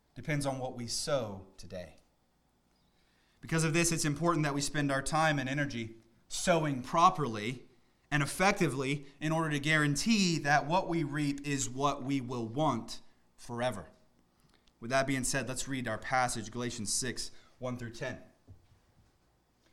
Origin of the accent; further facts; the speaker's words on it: Middle Georgia, United States; now in Northern Virginia, United States; I grew up in the Middle East, Georgia, not Iraq or Iran or anything like that. But growing up in the South, I was always around farmers